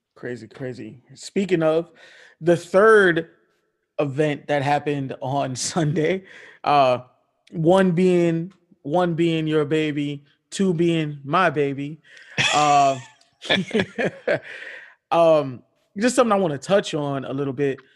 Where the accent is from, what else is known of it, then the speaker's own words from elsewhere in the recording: Miami, Florida, United States; my hometown team, the Miami Heat